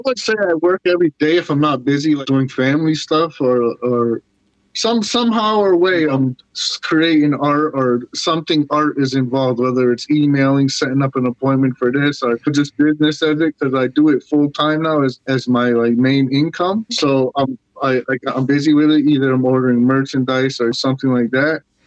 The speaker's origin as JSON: {"language": "English", "town": "Syracuse", "region": "New York", "country": "United States", "tie": "born or raised there", "said": "growing up in Syracuse in the public school"}